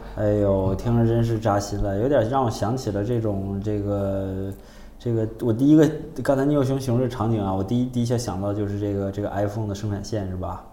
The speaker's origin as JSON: {"language": "Chinese", "country": "China", "said": "我们中国人"}